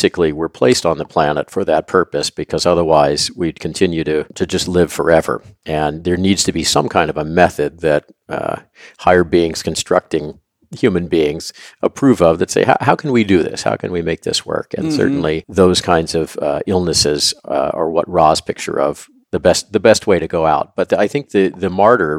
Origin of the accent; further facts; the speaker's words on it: Louisville, Kentucky, United States; I grew up in Louisville, Kentucky